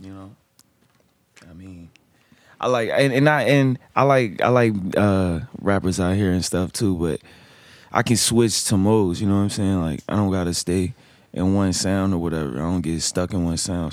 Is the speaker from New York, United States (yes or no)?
no; Hampton, Virginia, United States; now in Richmond, United States; I'm from Shell Road.